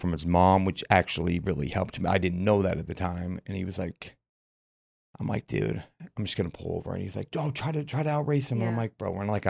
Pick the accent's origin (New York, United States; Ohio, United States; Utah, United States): Utah, United States; Murray; I'm from Central, Murray, Utah.